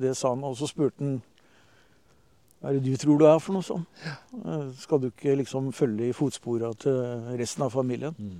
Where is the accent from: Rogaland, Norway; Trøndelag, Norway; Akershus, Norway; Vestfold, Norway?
Vestfold, Norway; Horten; also born or lived in Oslo; now in Skien, Norway; jeg er født i Horten ja. i 64